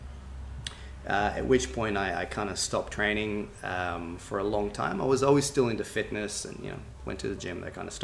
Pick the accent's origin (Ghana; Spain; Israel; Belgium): Israel; I grew up in Israel and trained in traditional martial arts